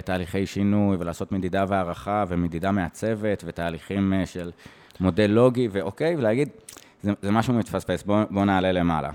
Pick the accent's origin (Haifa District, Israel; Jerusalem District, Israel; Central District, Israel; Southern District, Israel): Jerusalem District, Israel; Jerusalem; also born or lived in Eilat; now in Tel Aviv, Israel; אני מאוד ירושלמי, שעכשיו גר בתל אביב